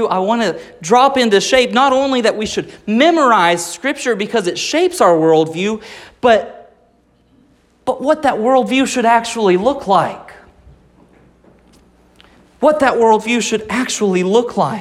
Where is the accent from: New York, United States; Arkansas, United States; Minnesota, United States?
Arkansas, United States; Rogers; I was born in Rogers, Arkansas, not even remotely close to California.